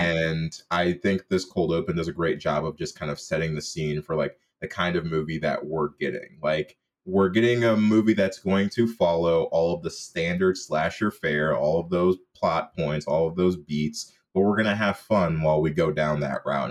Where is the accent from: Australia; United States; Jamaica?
Jamaica; as a Jamaican